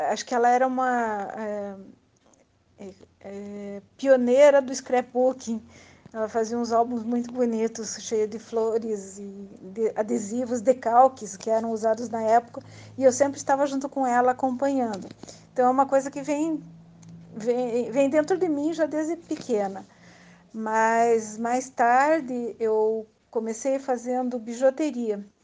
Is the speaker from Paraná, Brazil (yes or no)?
yes; Curitiba, Paraná, Brazil; sou de Curitiba, Paraná.